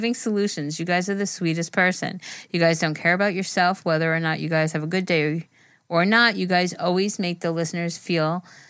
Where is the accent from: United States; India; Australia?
India; Well, I'm from India, and I need some advice on how to handle some situation that comes in front of me.